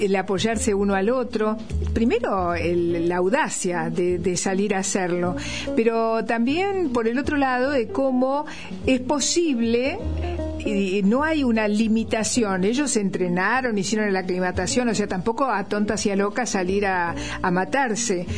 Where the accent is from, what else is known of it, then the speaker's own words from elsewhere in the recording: Argentina; accent: Argentine; also born or lived in Bolivia / Santa Cruz de la Sierra; Y yo viví toda mi vida acá y voy a hablar como argentina